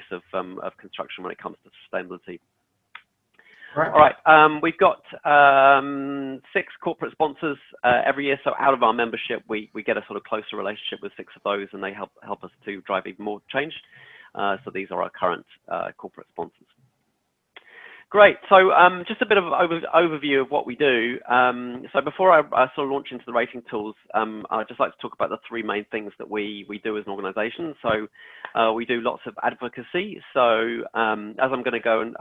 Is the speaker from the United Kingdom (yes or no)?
yes; England, United Kingdom; accent: English; moved away as an adult; now in New Zealand; as you can probably hear from my accent, I'm English. I came over here 6 years ago